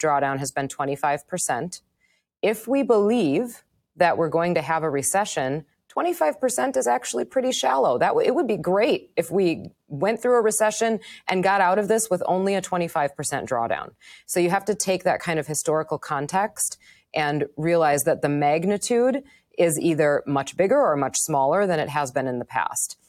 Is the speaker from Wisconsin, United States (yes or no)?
yes; Wisconsin, United States; moved away as an adult; also born or lived in Manhattan; now in New York, United States; I grew up in Wisconsin. I lived in Wisconsin until I was thirty-two years old.